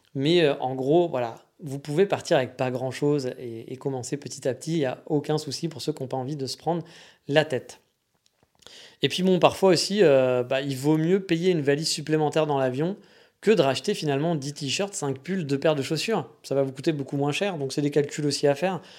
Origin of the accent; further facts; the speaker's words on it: France; moved away as an adult; chez nous en France